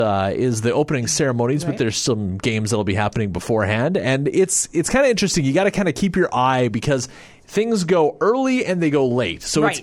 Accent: Canada; I'm Canadian, right?

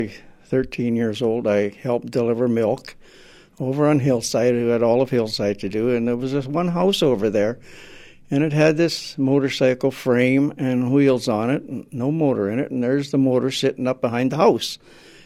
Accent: Estevan, Saskatchewan, Canada; I was born in Estevan. Grew up in Estevan.

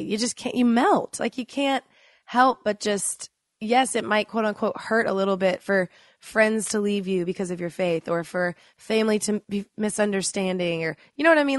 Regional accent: Dallas, Texas, United States; moved away as an adult; I grew up in Dallas, Texas with a cheer coach mom

